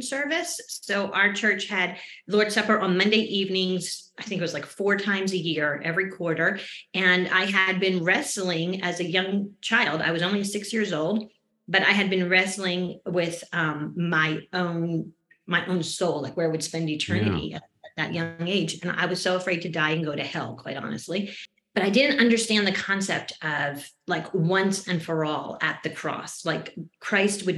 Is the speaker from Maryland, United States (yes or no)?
no; just outside of Philadelphia, New Jersey, United States; I was born and raised in New Jersey, just outside of Philadelphia.